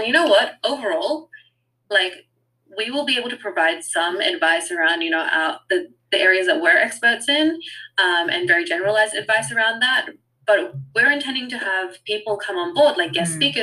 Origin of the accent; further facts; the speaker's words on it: Australia; also born or lived in New Zealand; I was born in New Zealand and raised in Australia, and I'm Fijian Indian